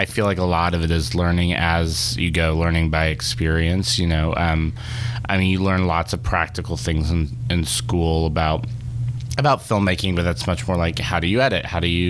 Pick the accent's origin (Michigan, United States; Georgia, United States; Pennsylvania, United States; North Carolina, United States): North Carolina, United States; Charlotte; Charlotte, North Carolina.